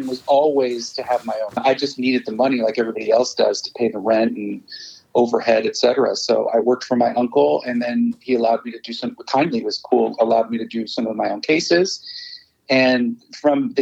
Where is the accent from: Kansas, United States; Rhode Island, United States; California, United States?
California, United States; Los Angeles; also born or lived in Chicago, Illinois, United States; originally I was born in Chicago to two Persian or Iranian immigrant parents. Came to LA when I was 10